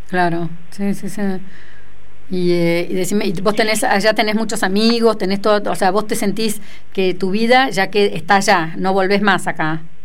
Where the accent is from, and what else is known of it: Argentina